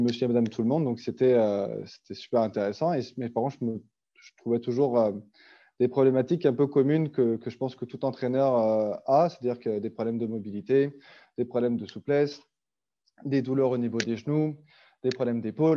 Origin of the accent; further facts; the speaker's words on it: France; moved away as an adult; also born or lived in Switzerland; now in Canada; je suis français